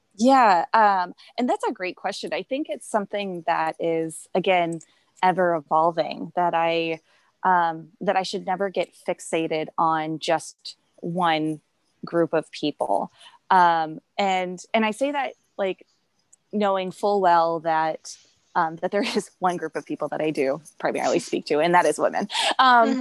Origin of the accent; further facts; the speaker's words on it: St. Louis, Missouri, United States; moved away as an adult; also born or lived in Chicago; I grew up in St. Louis and I love it here.